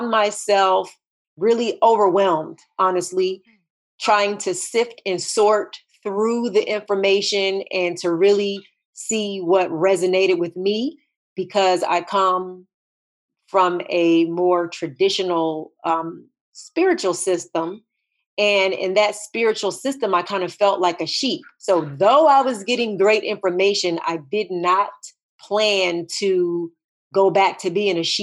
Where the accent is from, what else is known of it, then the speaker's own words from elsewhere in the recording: New Jersey, United States; I grew up in New Jersey